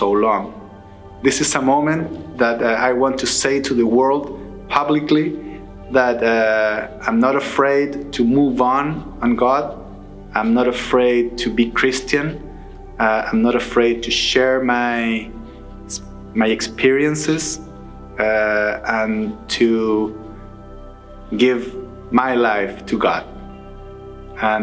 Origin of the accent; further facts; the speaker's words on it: Chile; moved away; I'm from South America, especially from Chile.